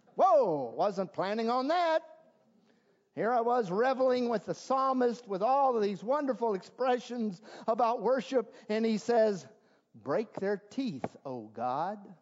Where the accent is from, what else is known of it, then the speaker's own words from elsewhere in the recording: South Carolina, United States; moved away; I'm from South Carolina, and at least when I was living in South Carolina too many years ago